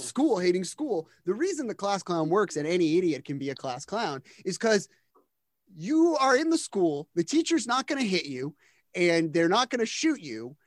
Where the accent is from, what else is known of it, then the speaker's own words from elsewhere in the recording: New Jersey, United States; I'm from New Jersey. Um, I grew up in the shadow of the New York stand-up scene